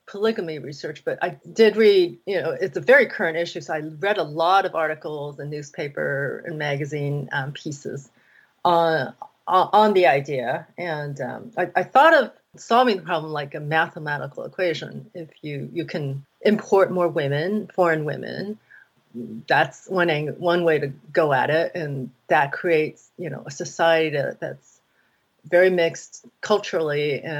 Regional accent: Taiwan; You know, growing up, we saw a lot of, like, soap opera. I grew up in Taiwan.

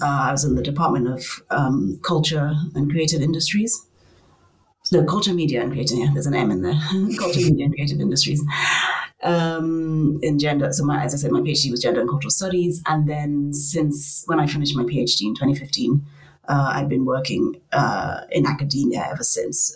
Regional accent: Nigeria; moved away as an adult; also born or lived in Cape Town, South Africa / Lagos, Nigeria; I come from Nigeria.

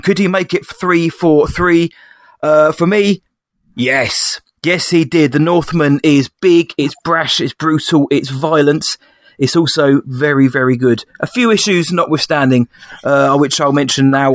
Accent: England, United Kingdom; I'm I'm English

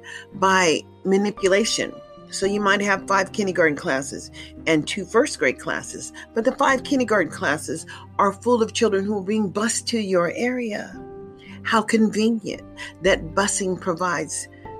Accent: United States; as Black Americans

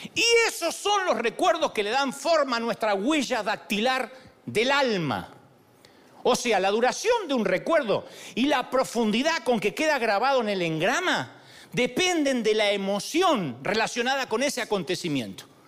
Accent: Argentina; yo soy argentino

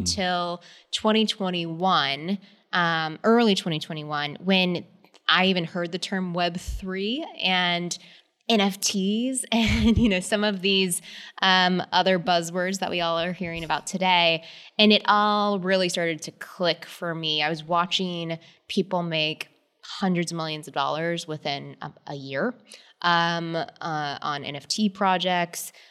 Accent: San Antonio, Texas, United States; I am a girl from Texas, so I definitely grew up in the outdoors

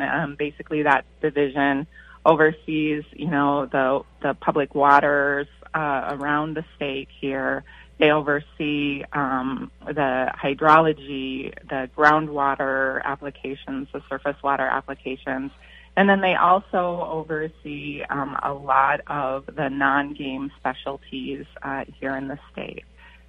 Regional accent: Fargo, North Dakota, United States; moved away as an adult; also born or lived in Worthington, Minnesota / California; now in Minnesota, United States; So Minnesota is my home. I was born in Worthington, Minnesota, raised around Fargo, North Dakota.

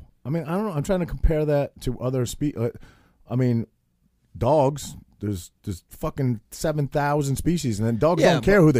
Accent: Maine, United States; Bro, I'm from Maine.

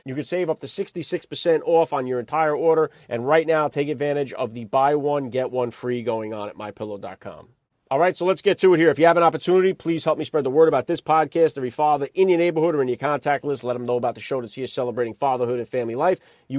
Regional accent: United States; as an American, very, very concerned about the direction my country is headed. And number two, as a Catholic

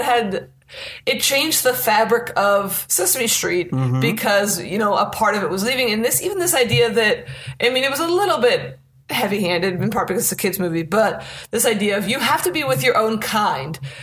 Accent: Pittsburgh, Pennsylvania, United States; I grew up with a lot of Indians, like from the country of India, because Pittsburgh has very interesting demographics

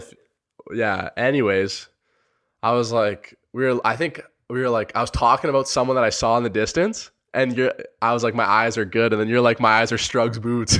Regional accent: Sarnia, Ontario, Canada; I'm from Sarnia, Ontario, Canada

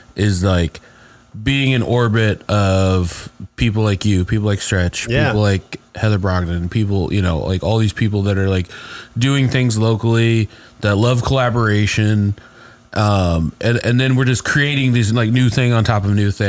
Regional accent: Speedway, Indiana, United States; I grew up in Speedway

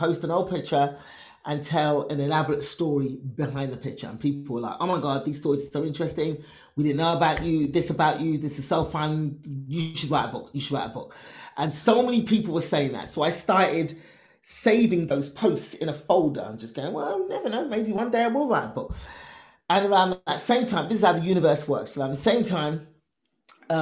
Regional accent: England, United Kingdom; Me born and raised in England, Nigerian immigrant parents

